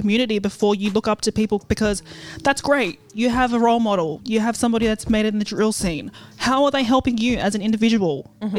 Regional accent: Maryland, United States; for instance, I grew up in Maryland.

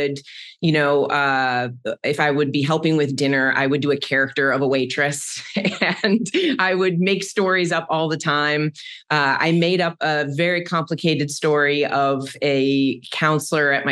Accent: Maryland, United States; I grew up in Maryland and I came from a very sciencey family

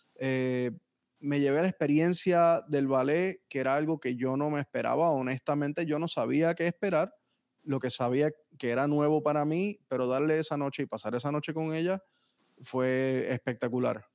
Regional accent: San Juan, Puerto Rico; moved away as an adult; also born or lived in North Miami, Florida, United States; now in Miami, United States; yo nací técnicamente en Miami, en North Miami, pero me crié en Puerto Rico.

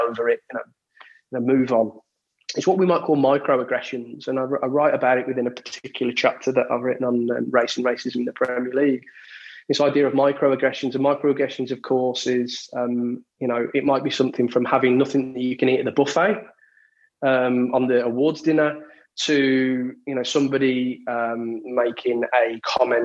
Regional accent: Walsall, West Midlands, United Kingdom; also born or lived in Birmingham; I'd played with a lot of black and Asian kids growing up in the Walsall area, Walsall Birmingham area.

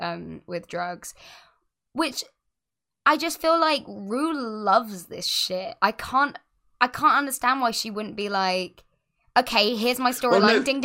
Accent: Scotland, United Kingdom; Yeah, just in case you guys forgot, I'm from Scotland.

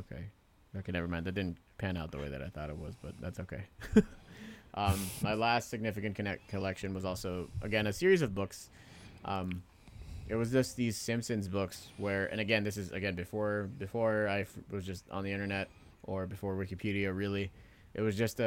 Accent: Pacifica, California, United States; moved away as an adult; also born or lived in Philippines; I've moved a couple of times in the last 10 years. And, you know, that first significant move when I moved out of Pacifica, the house I, you know, for the most part grew up

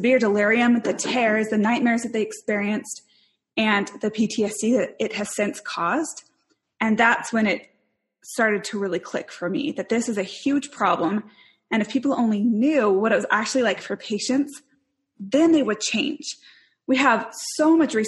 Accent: Spokane, Washington, United States; moved away as an adult; also born or lived in Salt Lake City, Utah; I grew up in Spokane, Washington

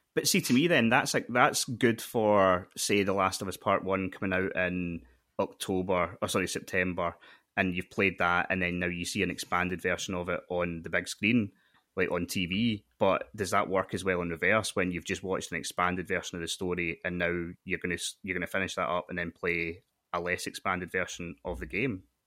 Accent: Scotland, United Kingdom; as a Scottish person

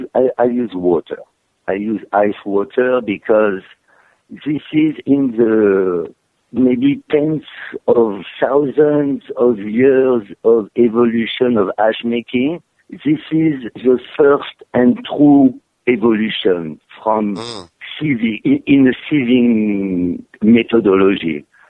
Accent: France; also born or lived in Africa / Brittany; I was born in south of France, raised in Africa, moved to Brittany, and went back to south of France. I'm Mediterranean to the bone.

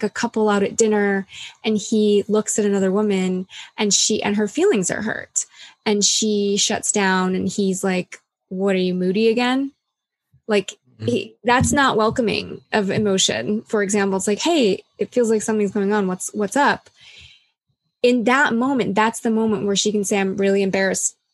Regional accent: U.S. Virgin Islands; I was born on St. Thomas in the U.S. Virgin Islands, and we had hurricanes. That was part of my life growing up

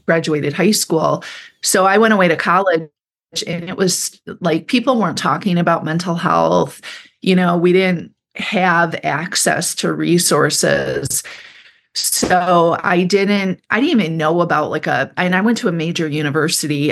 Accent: Kalamazoo, Michigan, United States; moved away as an adult; also born or lived in San Francisco; I grew up in Michigan, and I grew up downstate in, outside of Kalamazoo, Michigan

